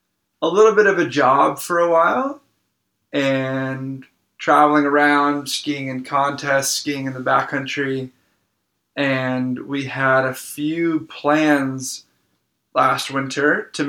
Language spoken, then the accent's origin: English; Manchester-by-the-Sea, Massachusetts, United States; I grew up about 45 minutes north of Boston, small town called Manchester.